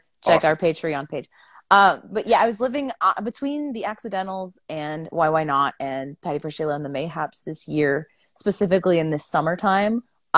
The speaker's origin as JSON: {"language": "English", "region": "Michigan", "country": "United States", "moved": "yes", "lives_now": "Nashville, United States", "said": "I'm like, Michigan. I'm from Michigan."}